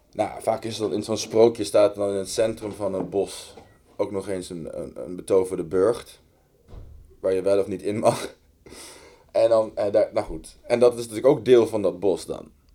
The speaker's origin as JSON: {"language": "Dutch", "town": "The Hague", "region": "South Holland", "country": "Netherlands", "tie": "born or raised there", "said": "ik ben opgegroeid in Den Haag"}